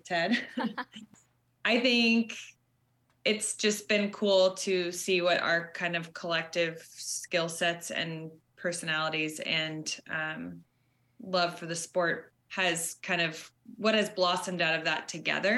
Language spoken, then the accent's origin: English; Seattle, Washington, United States; moved away as an adult; also born or lived in Bay Area, California; now in Vermont, United States; Originally, I grew up in Seattle and moved to the Bay Area and was there just over 7 years